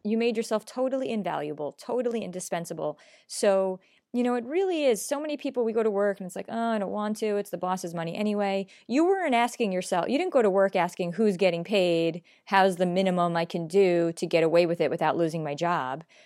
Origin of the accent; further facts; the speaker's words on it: New York, United States; I'm a New Yorker. Um, we're pretty honest in New York